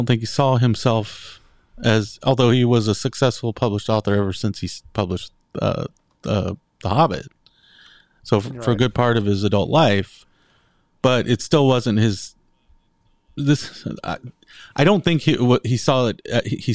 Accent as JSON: {"language": "English", "country": "United States", "said": "me as an American"}